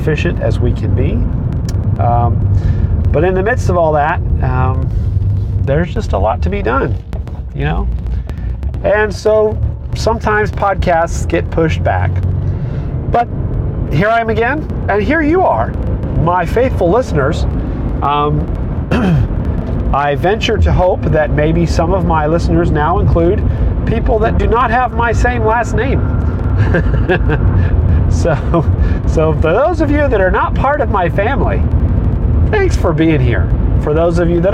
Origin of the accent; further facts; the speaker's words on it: United States; I began to be more proud of being an American citizen